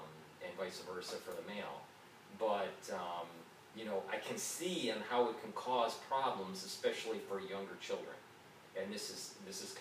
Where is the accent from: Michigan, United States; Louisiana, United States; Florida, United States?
Michigan, United States; Detroit; now in New York, United States; I was born and raised in Detroit